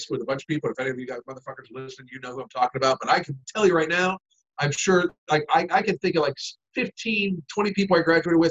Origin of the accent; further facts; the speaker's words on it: Western Pennsylvania, United States; I grew up in Western Pennsylvania